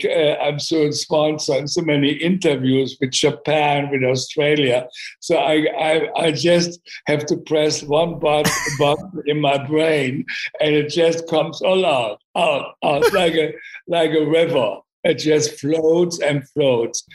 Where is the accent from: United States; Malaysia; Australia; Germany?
Germany; English is a second language; moved away as an adult; also born or lived in London; I grew up in Germany